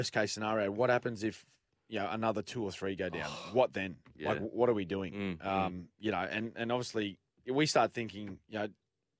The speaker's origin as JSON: {"language": "English", "region": "Queensland", "country": "Australia", "said": "Fortunately, as a Queenslander"}